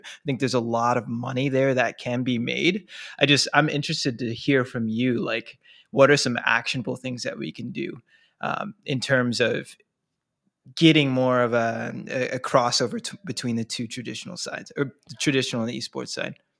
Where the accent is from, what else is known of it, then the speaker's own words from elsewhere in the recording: Minnesota, United States; I'm from Minnesota too